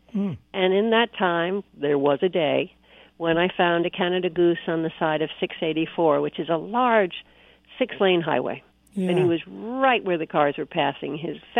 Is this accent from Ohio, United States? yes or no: no; New Milford, Connecticut, United States; now in New York City, United States; as a kid, I grew up in Connecticut across the street from a veterinarian.